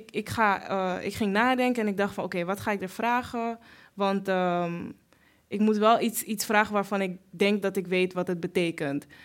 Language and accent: Dutch; Suriname; En wij zijn Creool-Surinaams, dus wij zien er anders uit dan zij. En er zijn veel bevolkingsgroepen in Suriname